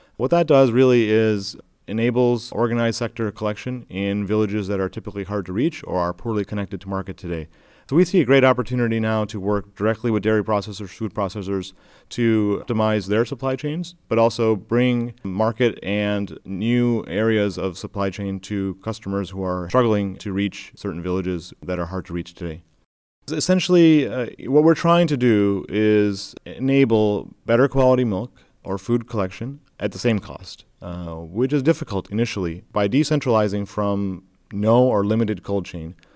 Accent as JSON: {"language": "English", "region": "Michigan", "country": "United States", "tie": "born or raised there", "said": "where I grew up and, and born and raised in Michigan"}